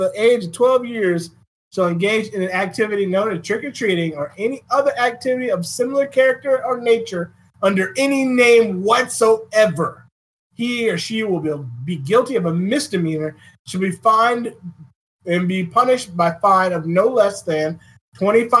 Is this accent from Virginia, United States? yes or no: yes; Virginia, United States; My home state